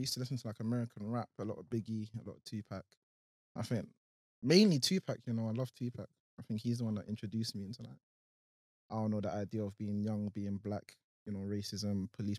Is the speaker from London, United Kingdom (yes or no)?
yes; Croydon, London, United Kingdom; I love Croydon. You know, like, Croydon's my home.